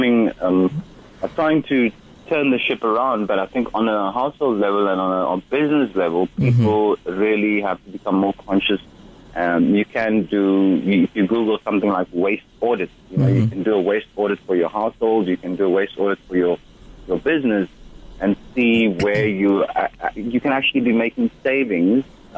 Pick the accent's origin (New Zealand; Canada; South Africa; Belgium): South Africa; Western Cape; growing up in the Western Cape in the 1970s and 80s